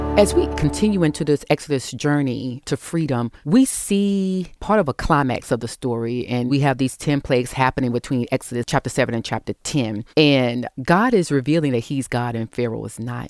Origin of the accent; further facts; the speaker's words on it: the South, United States; I was raised in the South